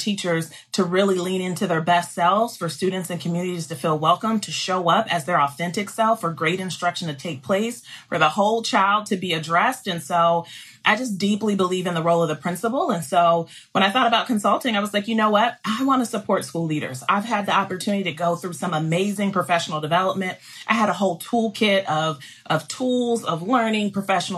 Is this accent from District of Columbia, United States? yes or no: no; Columbus, Ohio, United States; moved away as an adult; also born or lived in Charlotte, North Carolina / Mississippi; I am a Buckeye girl, so I grew up in Columbus, Ohio.